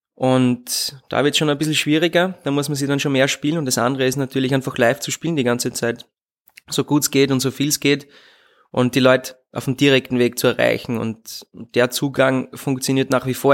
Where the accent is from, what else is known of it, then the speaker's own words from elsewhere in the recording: Leibnitz, Styria, Austria; first language German; ich bin gebürtiger Südsteirer und bin Leibniz zur Schule gegangen